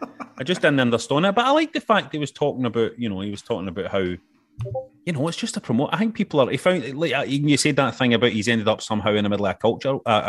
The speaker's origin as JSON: {"language": "English", "town": "Glasgow", "region": "Scotland", "country": "United Kingdom", "accent": "Glaswegian", "said": "I didn't sound Glaswegian there."}